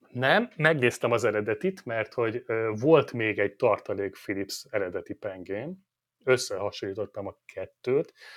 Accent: Hungary; Magyarok vagyunk

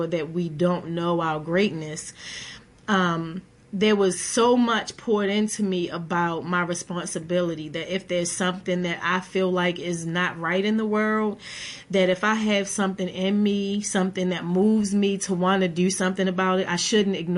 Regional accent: Baltimore, Maryland, United States; I grew up in West Baltimore in poverty in low-income housing

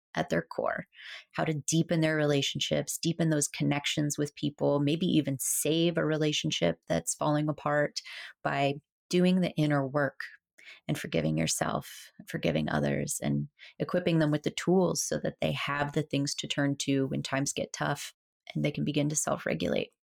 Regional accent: South Florida, United States; from a little girl growing up in South Florida

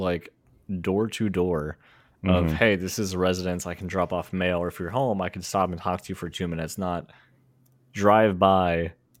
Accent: Pennsylvania, United States; I'm from Pennsylvania

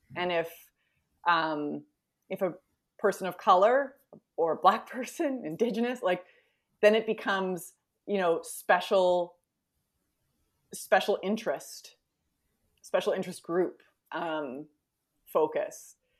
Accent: Edmonton, Alberta, Canada; moved away as an adult; also born or lived in Winnipeg / East Coast; born and raised Edmonton

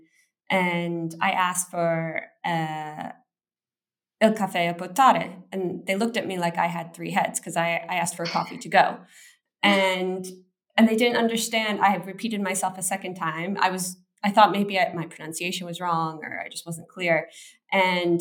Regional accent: United States; as an American

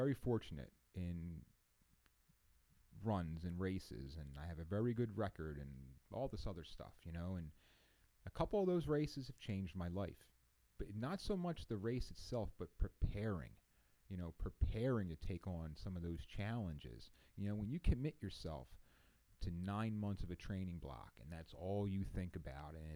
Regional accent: East Coast, United States; I'm from the East Coast

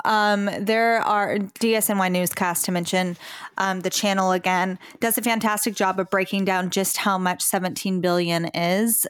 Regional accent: Texas, United States; We are from Texas

